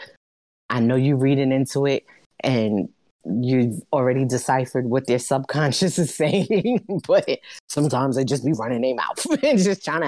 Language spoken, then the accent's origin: English; New York City, New York, United States; I'm from Brooklyn